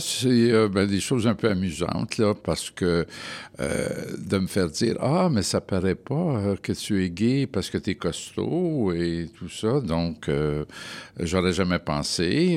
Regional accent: Montreal, Quebec, Canada; Je suis né à Montréal et j'ai eu toute ma vie euh, familiale, personnelle à Montréal.

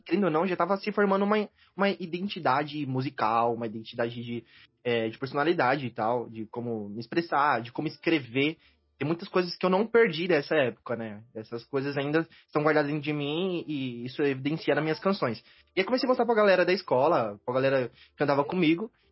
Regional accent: ABC Paulista, São Paulo, Brazil; Eu sou aqui do ABC Paulista

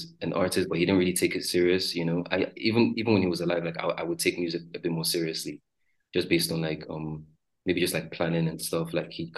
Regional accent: Lagos, Nigeria; I grew up around like around the Ajah side.

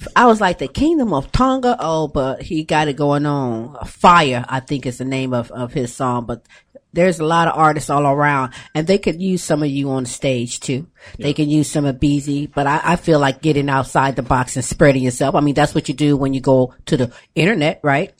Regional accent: Ohio, United States; moved away; we're from Ohio. We left Ohio

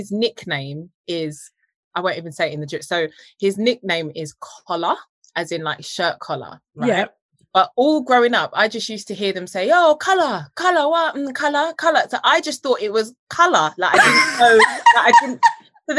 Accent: United Kingdom; also born or lived in Jamaica; I was British raised

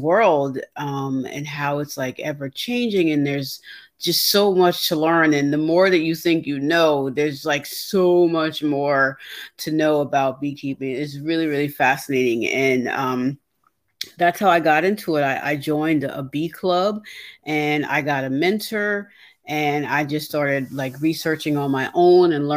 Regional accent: New York, United States; now in New Jersey, United States; I'm originally from New York, but I live in New Jersey.

